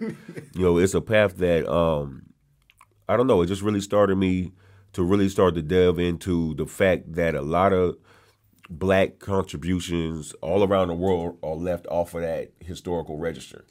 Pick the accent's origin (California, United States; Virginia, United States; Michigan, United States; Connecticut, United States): California, United States; San Bernardino; moved away as an adult; also born or lived in New Orleans; now in Birmingham, United States; I'm originally from San Bernardino, California.